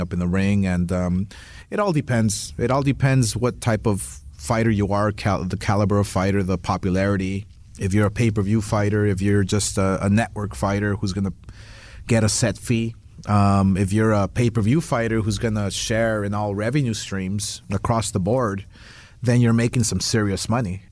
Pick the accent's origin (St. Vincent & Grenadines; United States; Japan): United States; Los Angeles, California; where I came from, where I grew up in East LA, dirt poor, humble with nothing